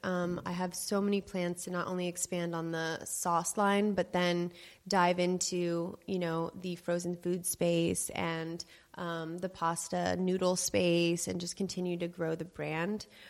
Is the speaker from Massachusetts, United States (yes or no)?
no; Los Angeles, California, United States; I grew up in the Des Moines pizza family, and in Los Angeles, that's a very well-known pizza, pizza place